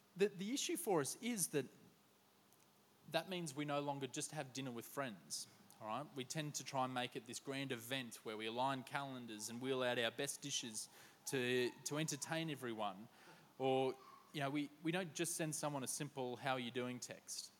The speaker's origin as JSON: {"language": "English", "region": "Queensland", "country": "Australia", "moved": "yes", "lives_now": "Sydney, Australia", "said": "As a Queenslander"}